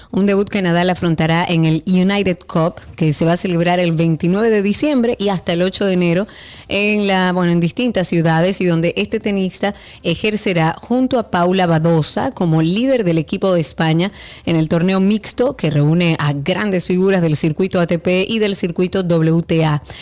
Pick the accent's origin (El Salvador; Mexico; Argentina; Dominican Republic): Dominican Republic; nosotros como dominicanos